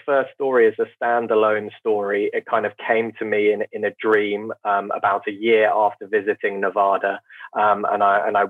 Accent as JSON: {"language": "English", "country": "United Kingdom", "said": "I'm very British"}